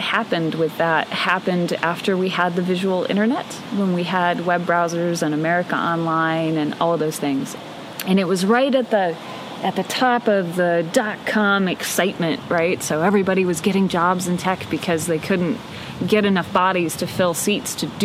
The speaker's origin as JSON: {"language": "English", "town": "Boyne Falls", "region": "Michigan", "country": "United States", "tie": "born or raised there", "also_born_or_lived": "Detroit area, Michigan", "said": "So at about age six, we left the Detroit area and moved into the Great North Woods of northern Michigan to this little Polish logging village called Boyne Falls."}